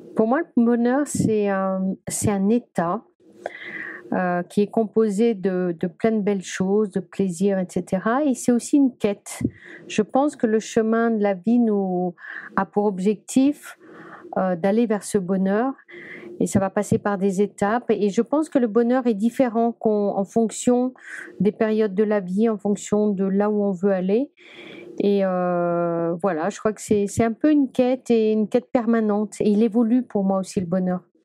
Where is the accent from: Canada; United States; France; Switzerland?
France; Brittany; Je suis bretonne